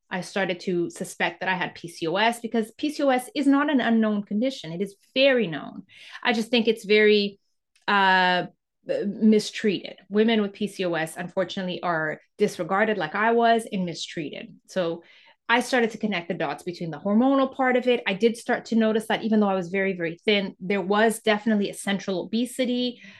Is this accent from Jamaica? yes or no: no; Canada; also born or lived in Mozambique; I, I grew up in Canada, went to school in Canada.